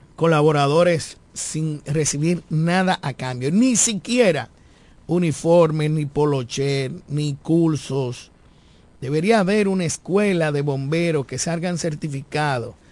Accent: Dominican Republic; todos nosotros, como dominicanos y dominicanas

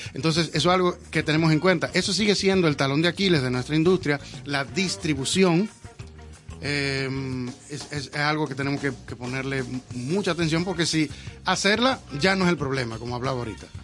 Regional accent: Dominican Republic; yo soy dominicano de aquí.

